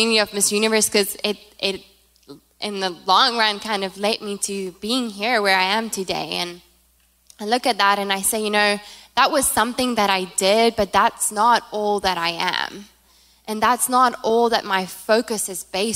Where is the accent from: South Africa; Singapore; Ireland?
South Africa; first language Afrikaans; English is a second language; moved away as an adult; now in United States; I'm from South Africa, by the way, if you haven't heard the accent